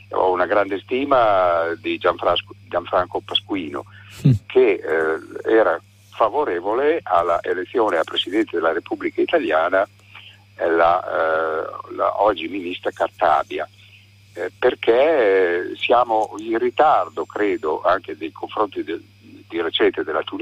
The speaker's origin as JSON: {"language": "Italian", "town": "Bologna", "region": "Emilia-Romagna", "country": "Italy", "lives_now": "Florence, Italy", "said": "vivo da 15 anni in un paesino della, della, montagna in provincia di Firenze, ma sono originario di Bologna, come tradirà il mio accento, diciamo così."}